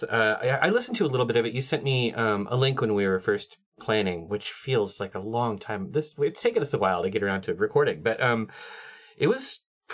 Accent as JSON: {"language": "English", "region": "West Coast", "country": "United States", "accent": "West Coast", "said": "I know that my West Coast accent murders vowels"}